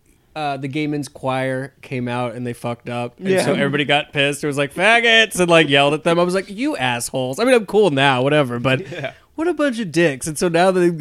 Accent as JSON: {"language": "English", "country": "Guam", "said": "We're from Guam. We're Chamorros"}